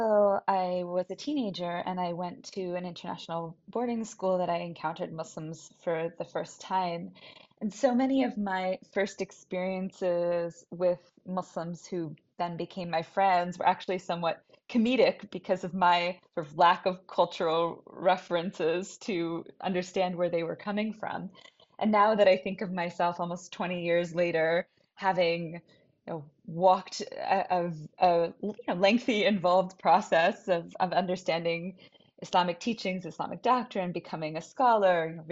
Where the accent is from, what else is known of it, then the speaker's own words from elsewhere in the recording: Brookline, New Hampshire, United States; I'm from Brookline, New Hampshire.